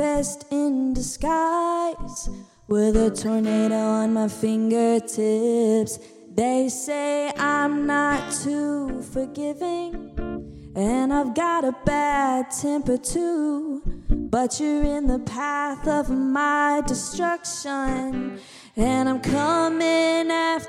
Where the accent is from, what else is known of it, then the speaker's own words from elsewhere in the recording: Indiana, United States; moved away as an adult; also born or lived in Boston, Massachusetts; now in Nashville, United States; I grew up in Indiana